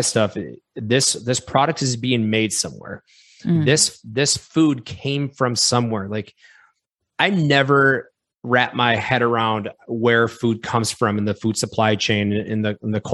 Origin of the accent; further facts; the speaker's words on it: Wisconsin, United States; We're both from Wisconsin.